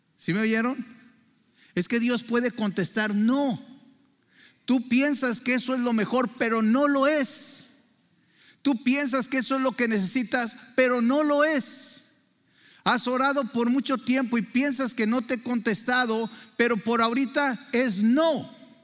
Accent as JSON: {"language": "Spanish", "town": "Torreón", "region": "Coahuila", "country": "Mexico", "tie": "born or raised there", "said": "nacimos en Torreón, Coahuila"}